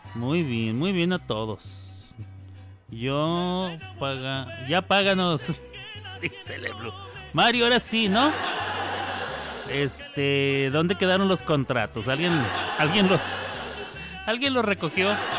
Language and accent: Spanish; Mexico; accent: Mexican; mi acento mexicano